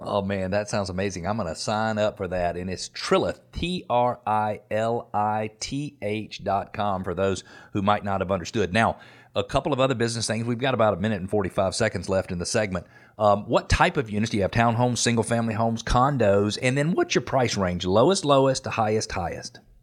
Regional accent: Atlanta, Georgia, United States; I'm from Atlanta, so I remember when we started building movie studios

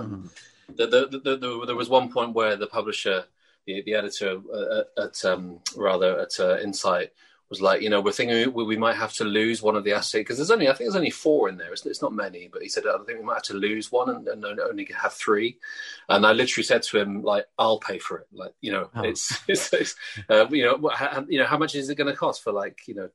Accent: United Kingdom; I'm British

